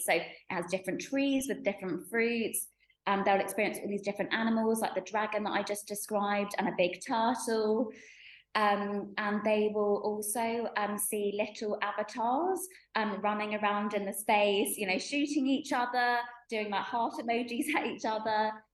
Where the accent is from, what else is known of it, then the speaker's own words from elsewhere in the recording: United Kingdom; i was born and bred in the uk